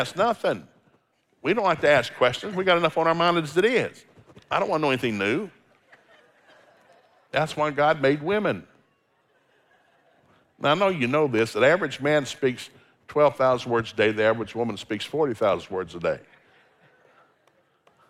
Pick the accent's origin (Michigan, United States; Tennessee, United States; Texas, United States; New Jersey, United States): Tennessee, United States; I grew up in Tennessee, there's no seafood in Tennessee